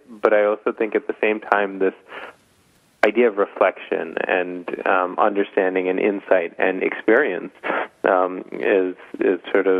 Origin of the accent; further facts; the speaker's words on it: Boston, Massachusetts, United States; I remember when I was growing up in Boston